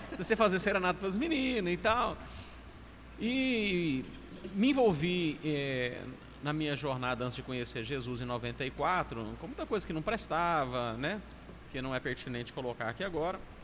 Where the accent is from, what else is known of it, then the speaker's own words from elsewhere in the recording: Minas Gerais, Brazil; moved away as an adult; now in Fortaleza, Brazil; Como bom mineiro